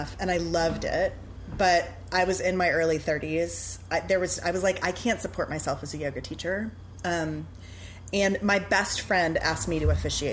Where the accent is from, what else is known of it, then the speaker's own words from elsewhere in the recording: New Orleans, Louisiana, United States; also born or lived in Chicago; I grew up in New Orleans. I went away for college, But other than that, I have lived here since I was two